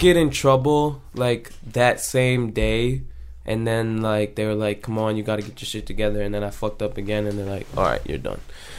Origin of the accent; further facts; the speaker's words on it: Richmond Heights / Euclid area, near Cleveland, later Westlake, Ohio, United States; I moved, so I wasn't from Westlake originally. Okay. I moved from Richmond Heights to a city in, like, over by, like, Euclid, coming by Cleveland.